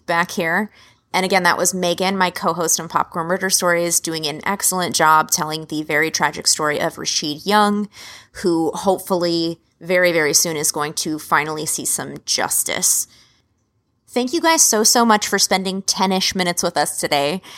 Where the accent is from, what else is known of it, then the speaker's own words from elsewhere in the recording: Philadelphia, Pennsylvania, United States; We're from Philadelphia